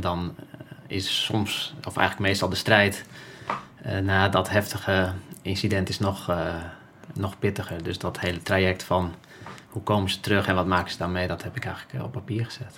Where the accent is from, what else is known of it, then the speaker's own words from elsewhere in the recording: Friesland, Netherlands; moved away as an adult; ik ben opgegroeid in Friesland eh, als, als, als jongetje